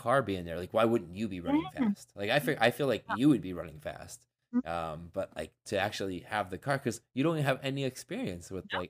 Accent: United States; I'm the American version of him.

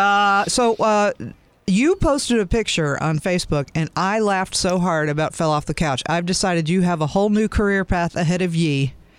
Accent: Chicago, Illinois, United States; moved away; my hometown's

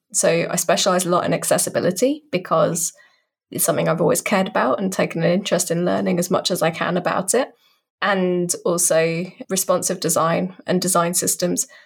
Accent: United Kingdom; accent: British; I'm a British person, in case you couldn't tell by the accent.

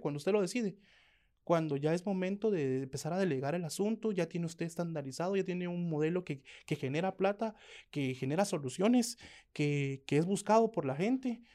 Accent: Guatemala; nunca negamos que somos chapines

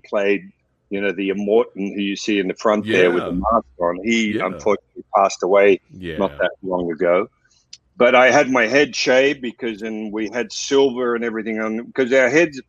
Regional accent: Australia; for me as an Aussie

